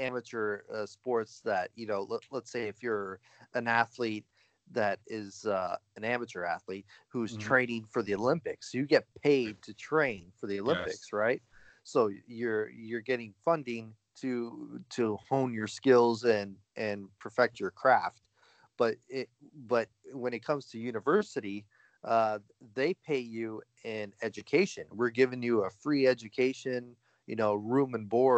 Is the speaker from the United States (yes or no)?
no; Canada; we are Canadian